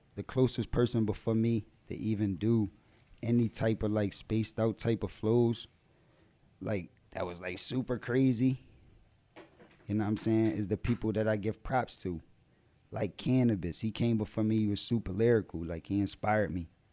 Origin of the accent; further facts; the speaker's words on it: Philadelphia, Pennsylvania, United States; also born or lived in New Jersey; I was still down North Philly. That's where I'm from, North Philadelphia